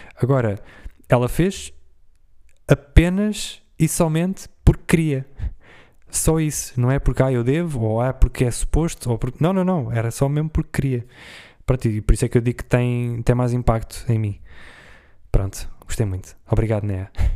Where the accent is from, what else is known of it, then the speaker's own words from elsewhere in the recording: Portugal; eu, como sou de Portugal